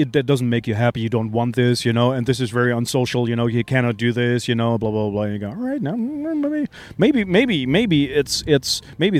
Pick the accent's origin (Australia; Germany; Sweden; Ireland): Germany; Hamburg; moved away as an adult; now in Switzerland; So growing up in Hamburg, in a suburb of Hamburg, in the 70s, in the 60s and 70s, and the 80s